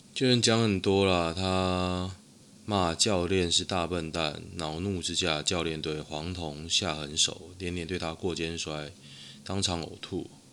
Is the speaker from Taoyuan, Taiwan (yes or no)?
yes; Taoyuan, Taiwan; 可是我桃园人啊。